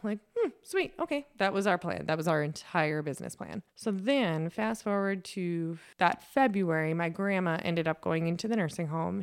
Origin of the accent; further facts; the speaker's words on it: Lake Benton, Minnesota, United States; growing up in Lake Benton, Minnesota, on the corner of Highway seventy-five, just four miles north of town